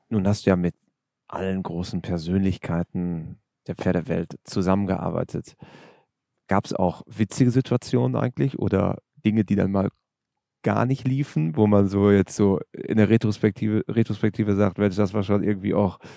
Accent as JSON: {"language": "German", "country": "Syria", "tie": "born or raised there", "said": "Aber ich bin in Syrien aufgewachsen"}